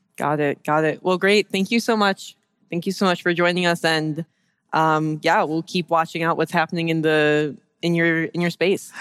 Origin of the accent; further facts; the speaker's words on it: Detroit, Michigan, United States; I'm from Detroit